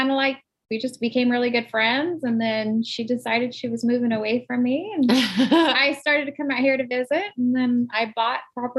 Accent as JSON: {"language": "English", "region": "Alaska", "country": "United States", "tie": "born or raised there", "moved": "yes", "said": "We had horses when I grew up, but we grew up in Alaska, kind of out in the middle of nowhere."}